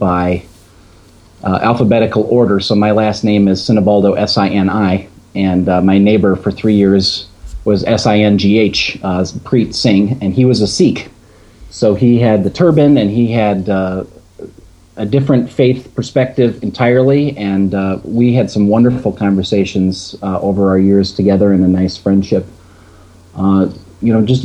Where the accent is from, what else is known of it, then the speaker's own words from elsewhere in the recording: Palatine, Illinois, United States; I grew up outside of Chicago in a town called Palatine